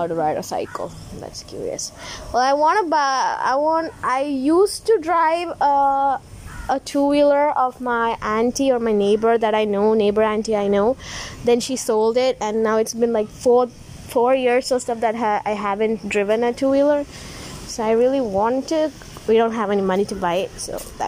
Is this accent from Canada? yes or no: no; Tamil Nadu, India; now in Kerala, India; I'm Indian girl. I live in Kerala, but I'm from Tamil Nadu.